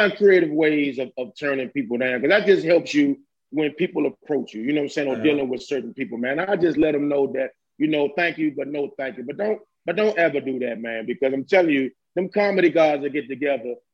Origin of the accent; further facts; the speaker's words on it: Landover, Maryland, United States; PG County. That's where I'm from. I'm from Landover.